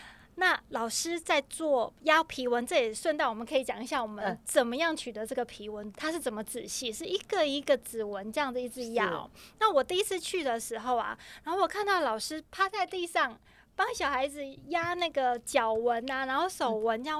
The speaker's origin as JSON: {"language": "Chinese", "country": "Taiwan", "said": "我们的骄傲，台湾人的骄傲。"}